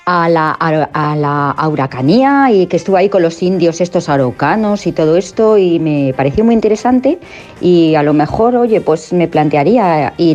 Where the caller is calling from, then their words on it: Madrid, Community of Madrid, Spain; de Madrid